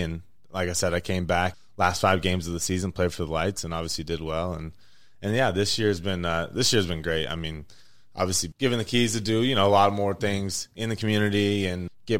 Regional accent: Las Vegas, Nevada, United States; growing up in Vegas

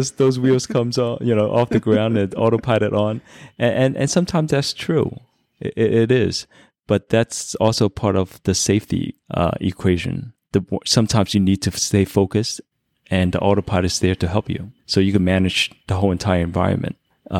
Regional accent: New York, United States; Being I'm from New York, that also added some points for sure.

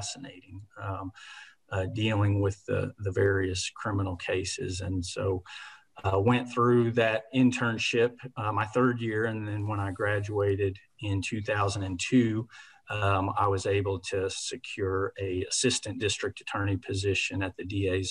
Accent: Mustang, Oklahoma, United States; also born or lived in Indiana / Chicago suburbs, Illinois; now in Norman, United States; we moved out here to Oklahoma, Mustang, Oklahoma, where I grew up, went through school in the Mustang school system, graduated from Mustang High

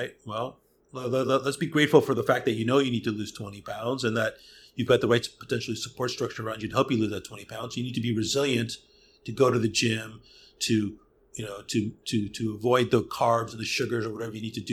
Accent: outside of Hollywood, California, United States; I was born and raised outside of Hollywood.

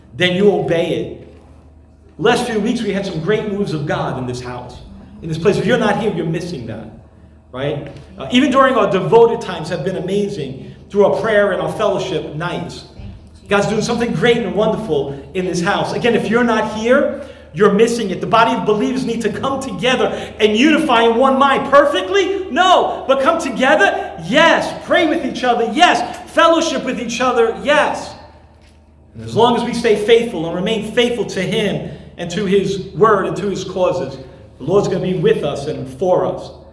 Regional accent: New York City, New York, United States; moved away; I grew up there in Brooklyn and spent many years uh, there

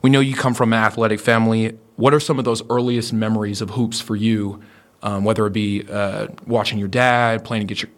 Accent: Oklahoma, United States; we're from Oklahoma

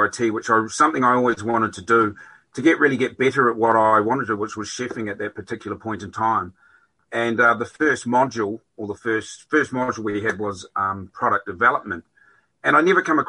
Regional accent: Whanganui, Manawatū-Whanganui, New Zealand; moved away as an adult; also born or lived in Australia / Dublin, Ireland; now in Skibbereen, Ireland; I'm originally from New Zealand. I've come from a place in the North Island on the west coast called Whanganui

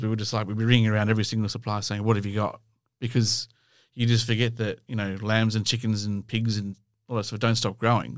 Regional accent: Australia; we come from Australia

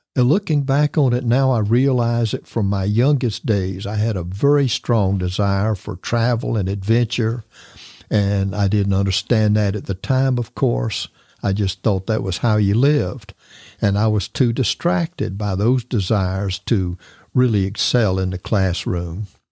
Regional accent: Tampa, Florida, United States; moved away as an adult; also born or lived in Jacksonville, Florida; I'm an actual Floridian

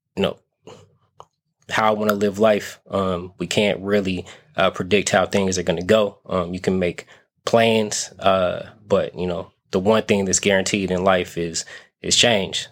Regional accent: Las Vegas, Nevada, United States; now in San Francisco Bay Area, United States; I kind of have to get used to the Bay being um, home, even though I'm from Vegas

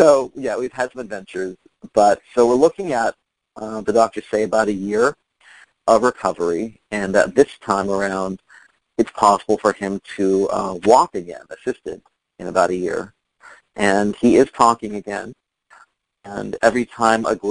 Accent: San Diego, California, United States; also born or lived in New York City, United States; now in Fort Lauderdale, United States; I'm from San Diego, but I lived in New York for 17 years

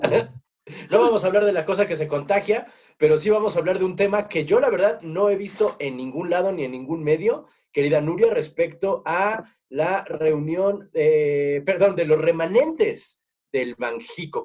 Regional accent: Morelos, Mexico; yo soy de Morelos

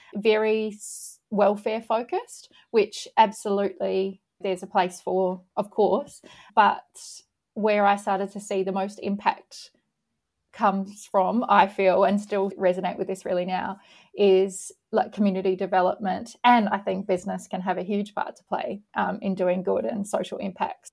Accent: Camden, New South Wales, Australia; moved away as an adult; also born or lived in Wagga Wagga; now in New Zealand; I'm Australian and I grew up on a Kōreka block in Camden, which is a was a, was a dairy farming area back in the day in rural outside of Sydney

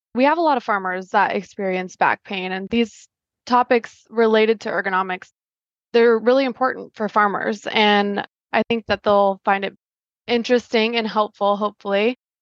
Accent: Polk City, Iowa, United States; I grew up in Polk City, Iowa

